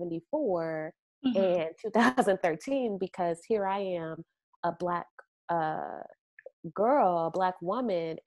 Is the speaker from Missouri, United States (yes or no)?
yes; St. Louis, Missouri, United States; moved away as an adult; also born or lived in Evanston, Illinois; my mother is a fashion designer back home in my hometown of St. Louis, Missouri